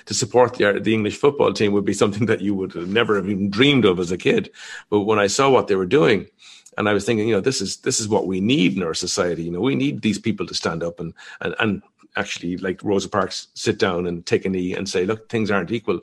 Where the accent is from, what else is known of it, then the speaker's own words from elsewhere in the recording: Ireland; I grew up in Ireland